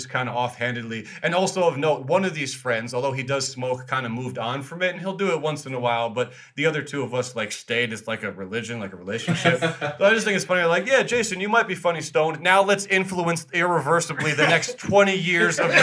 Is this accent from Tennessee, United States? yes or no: no; New Jersey, United States; now in West Coast, United States; grow up in New Jersey